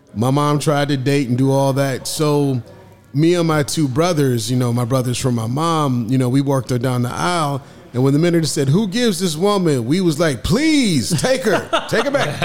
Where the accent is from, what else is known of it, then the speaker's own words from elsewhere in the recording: Omaha, Nebraska, United States; my hometown, Omaha